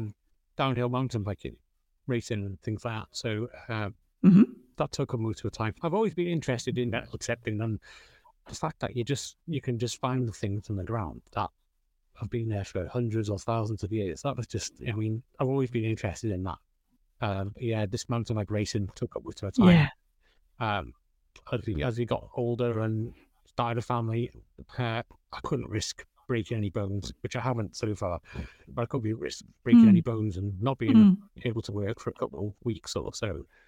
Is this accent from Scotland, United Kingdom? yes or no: no; Wales, United Kingdom; Okay, so I'm from Flintshire, North Wales, so just the other side of Chester, probably the Welsh side, the best side, obviously.